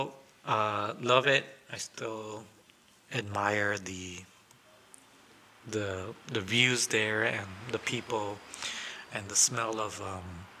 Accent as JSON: {"language": "English", "town": "Kenosha", "region": "Wisconsin", "country": "United States", "tie": "born or raised there", "also_born_or_lived": "Guatemala", "lives_now": "Racine, United States", "said": "We're in Kenosha. We grew up in Kenosha"}